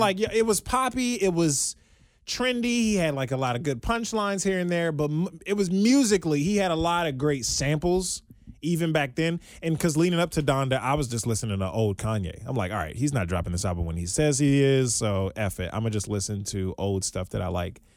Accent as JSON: {"language": "English", "region": "Maryland", "country": "United States", "said": "I'm from Maryland"}